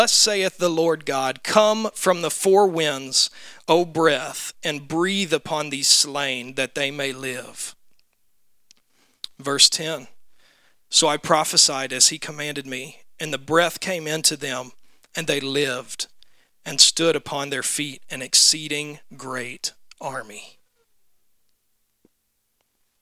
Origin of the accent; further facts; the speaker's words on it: Memphis, Tennessee, United States; when I was growing up in Memphis